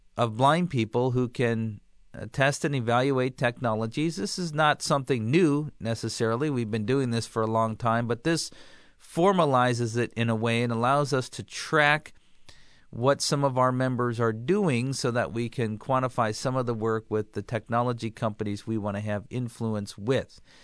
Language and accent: English; Midwest, United States; growing up in the Midwest